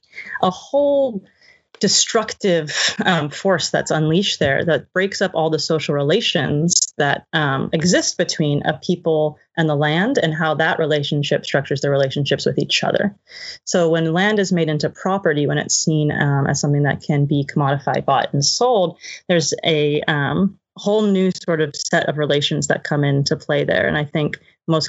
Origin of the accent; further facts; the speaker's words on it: Arizona, United States; now in Brooklyn, United States; I grew up in Arizona